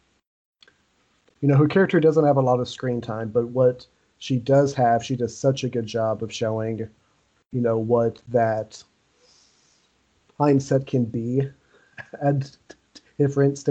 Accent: Owensboro, Kentucky, United States; also born or lived in Fayette County, Kentucky; I moved from Owensboro into Fayette County

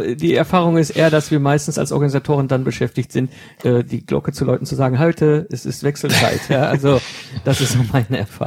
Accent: Germany; als Deutsche

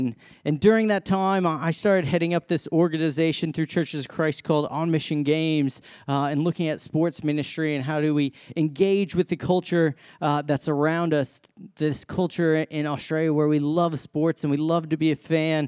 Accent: Massachusetts, United States; So I came from Massachusetts, love my sports.

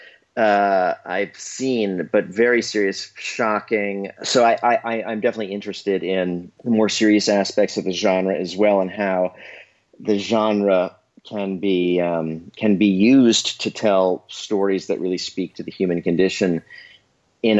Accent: New York City, New York, United States; I grew up in New York City

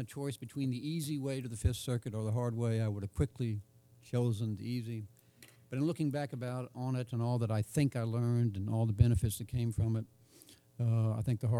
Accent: Texas, United States; moved away as an adult; also born or lived in Mississippi; I was an alien from Texas who moved to Mississippi, it was for a clerkship.

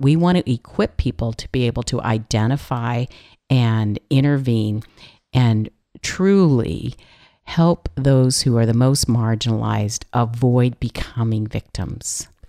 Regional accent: California, United States; I'm from California

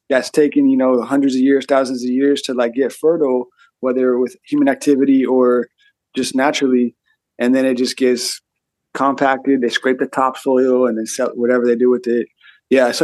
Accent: Auburn, California, United States; I grew up in Auburn

